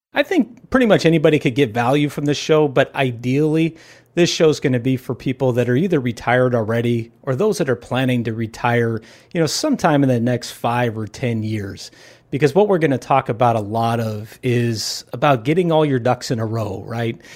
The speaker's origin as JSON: {"language": "English", "town": "Los Angeles", "region": "California", "country": "United States", "tie": "born or raised there", "also_born_or_lived": "San Diego / Orange County / Newport Beach", "said": "I'm born and raised in Southern California. And, you know, grew up in the L A area"}